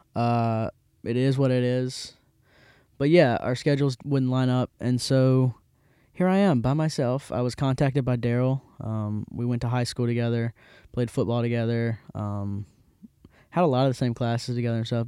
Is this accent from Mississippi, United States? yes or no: yes; Hattiesburg, Mississippi, United States; also born or lived in Jackson, Mississippi; I'm from Hattiesburg, and it's great. Um, also, yeah, I'm not in Jackson anymore. This is Hattiesburg, Mississippi. Um, so shout out to Hattiesburg, my hometown